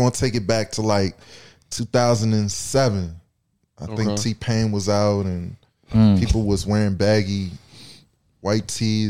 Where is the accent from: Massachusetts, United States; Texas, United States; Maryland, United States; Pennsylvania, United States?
Maryland, United States; I'm from the DMV. Well, Maryland.